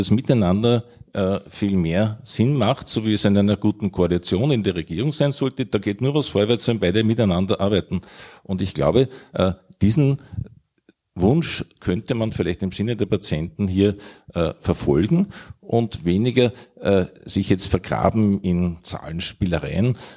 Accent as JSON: {"language": "German", "region": "Vienna", "country": "Austria", "said": "Also ich komme aus Wien und ich esse gerne Wiener Schnitzel und ich esse gerne danach vielleicht einen guten Apfelstrudel."}